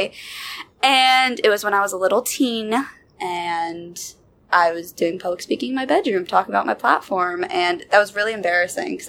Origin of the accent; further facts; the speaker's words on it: Summerville, South Carolina, United States; moved away as an adult; now in Charlotte, United States; I'm originally from Somerville, South Carolina